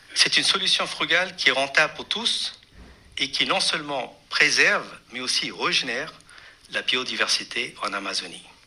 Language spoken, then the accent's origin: French; Pondicherry, Puducherry, India; j'ai grandi à Pondichéry